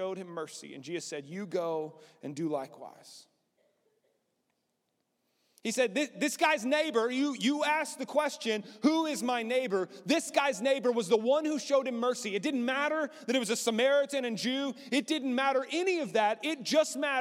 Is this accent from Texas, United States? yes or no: yes; Lubbock, Texas, United States; I grew up in Lubbock